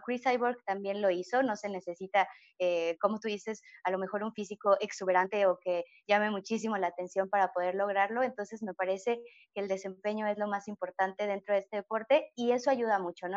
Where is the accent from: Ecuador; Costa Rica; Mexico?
Mexico; no tuve la oportunidad para que hubiera una liga femenil en mi país, en México